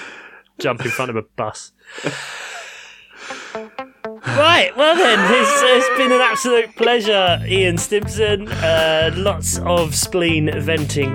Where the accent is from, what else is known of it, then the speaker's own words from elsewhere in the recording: London, United Kingdom; I grew up in South London